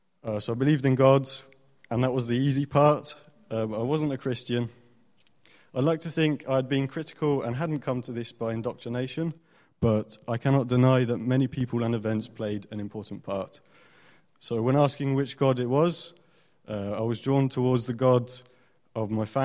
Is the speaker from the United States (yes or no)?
no; France; moved away; I grew up in France